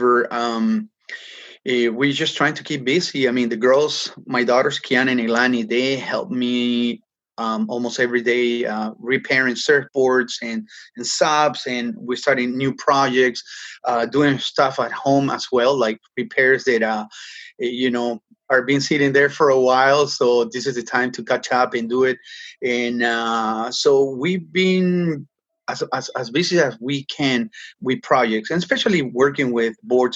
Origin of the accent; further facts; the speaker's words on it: Peru; now in Toronto, Canada; I grew up in Peru and, you know, surfing the entire coast as a kid